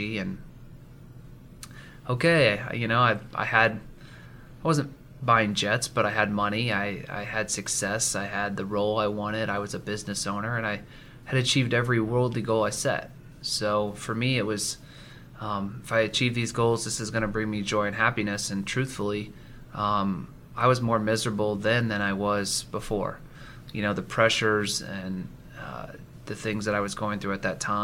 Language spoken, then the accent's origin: English; Marion, Indiana, United States; also born or lived in Seattle, Washington; I was born and raised in Marion, Indiana.